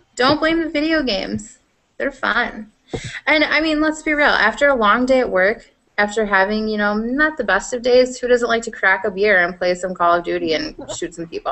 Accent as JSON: {"language": "English", "region": "Iowa", "country": "United States", "accent": "Iowan", "said": "it's my Iowan"}